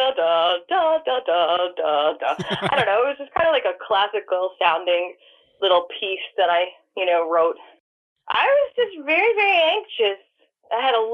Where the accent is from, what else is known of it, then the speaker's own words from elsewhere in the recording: New York, United States; now in Atlanta, United States; growing up in New York